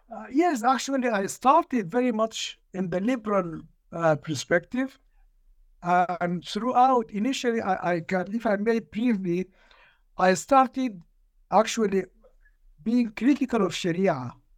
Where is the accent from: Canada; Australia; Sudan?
Sudan; I'm from Sudan. I was born in nineteen forty-six